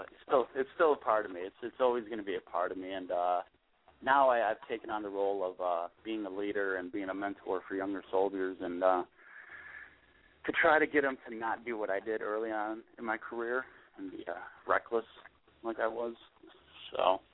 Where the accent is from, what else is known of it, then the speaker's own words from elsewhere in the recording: Buffalo, New York, United States; I'm born and raised in Buffalo, but I've been I actually I've been stationed in Central New York and then um a couple other spots in New York.